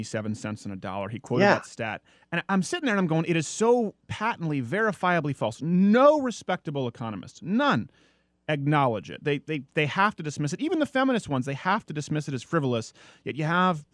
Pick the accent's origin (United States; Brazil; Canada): Canada; Montreal, Quebec; moved away as an adult; I was raised in Montreal, so from 3 to 18